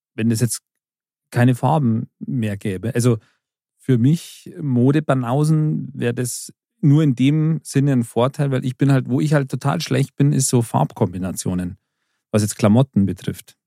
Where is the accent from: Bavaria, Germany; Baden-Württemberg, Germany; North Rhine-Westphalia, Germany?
Bavaria, Germany; bei uns in Bayern